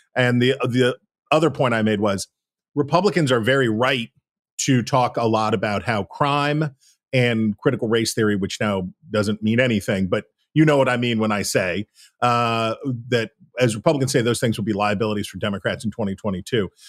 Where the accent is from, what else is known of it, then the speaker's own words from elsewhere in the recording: West Virginia, United States; West Virginia, my home state